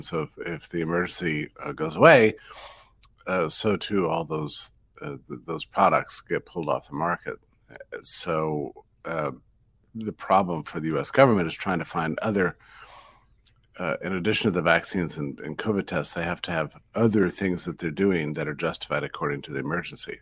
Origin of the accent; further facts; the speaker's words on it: United States; as an American